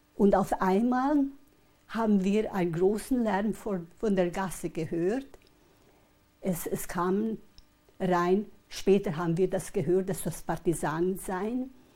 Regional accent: Hetin, Vojvodina, Serbia; also born or lived in Kikinda; Wir waren zuerst in Hettin, in unserem Haus, wo ich geboren bin

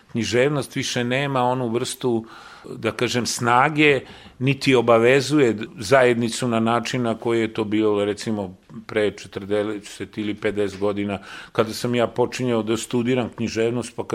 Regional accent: Belgrade, Serbia; Ja sam zaista kao dete došao na Novi Beograd, dečačić, sa 7-8 godina došao na Novi Beograd, a Novi Beograd je tad bilo jedna beskrajno prazna pusta, površna

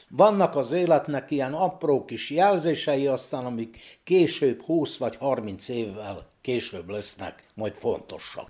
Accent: Bačka Topola, Vojvodina, Serbia; Ebben a házban születtem 1944. januárjában

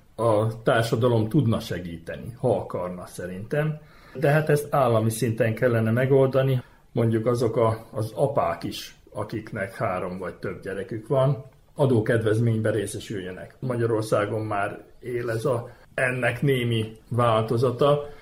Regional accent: Vojvodina, Serbia; Szülőföldem az ugye van, mert itt születtem ebbe a vajdaságba, és ennek örülök

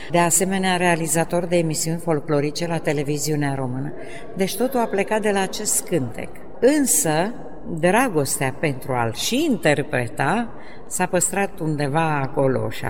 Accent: Mănești, Prahova, Romania; Am cântat, am cântat, am cântat până când am plecat și la Ploiești la școală, pentru că eu sunt de pământ din Mănești, județul Prahova. Și am mers mai departe la liceu în Ploiești

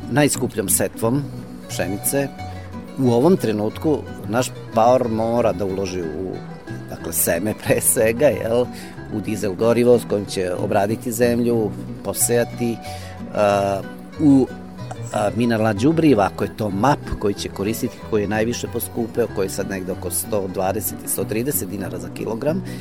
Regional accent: Serbia; kod nas u Srbiji.

